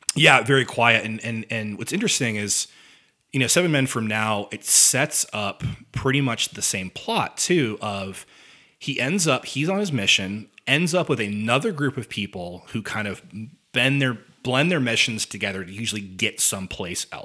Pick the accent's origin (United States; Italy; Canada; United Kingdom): United States; near Evansville, Indiana; Evansville, Indiana, not too far from where I grew up.